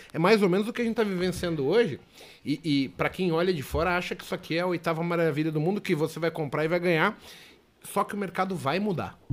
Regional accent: São Paulo, Brazil; eu nasci no bairro do Limão. É, Santana, São Paulo. Mas eu fui morar bairro do Limão, Vila Nova Cachoeirinha, Brasilândia, zona periférica de São Paulo

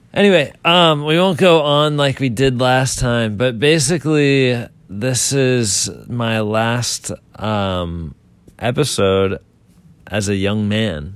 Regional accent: Boiling Springs, Pennsylvania, United States; I'm from Pennsylvania, and we have a lake, and there's a bunch of ducks that come to the lake

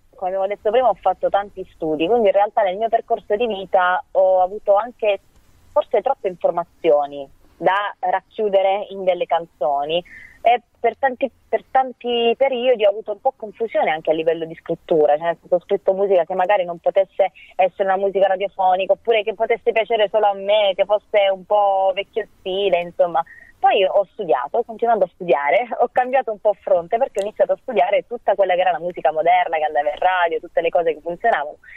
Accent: Matera, Basilicata, Italy; moved away as an adult; now in Rome, Italy; sono di Matera originaria

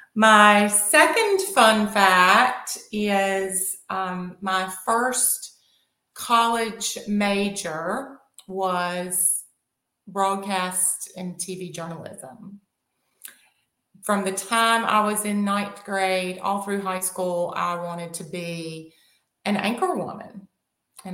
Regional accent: Southern, Southern United States, United States; accent: Southern; my Southern accent

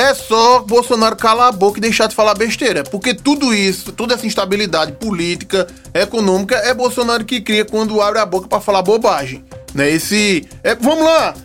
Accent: Pernambuco, Brazil; dos deputados da minha terra, do meu estado, Pernambuco

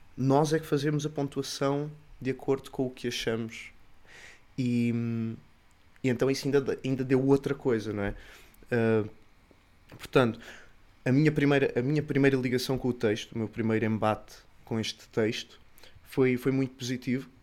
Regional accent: Sines, Alentejo, Portugal; sou de Sines, Sou um siniense. Sou um siniense de, de gema

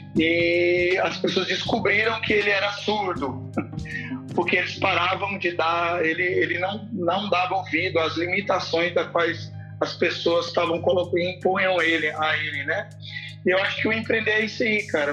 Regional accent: Pirenópolis, Goiás, Brazil; also born or lived in Brasília; now in Goiânia, Brazil; Eu sou natural, eu nasci em Brasília, mas logo depois mudei pra uma cidade chamada Pirenópolis, que é no interior de Goiás, e hoje moro em Goiânia há quinze anos

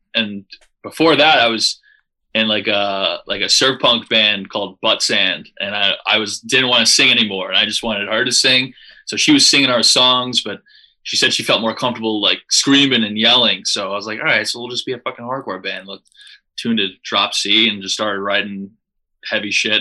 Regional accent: Long Beach, New York, United States; We're from Long Beach, New York

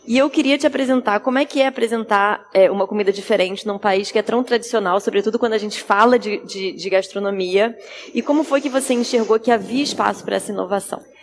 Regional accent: Brazil; moved away as an adult; now in Lisbon, Portugal; sou brasileira

